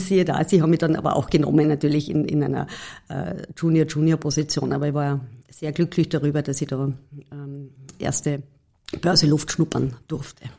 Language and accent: German; Carinthia, Austria; ich war als Kärntnerin ganz klassisch in der HPLA im, in der Oberstufe